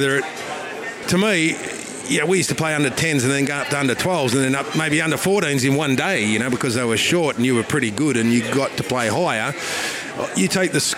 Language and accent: English; Western Australia, Australia; now in Melbourne, Australia; I'm West Australian.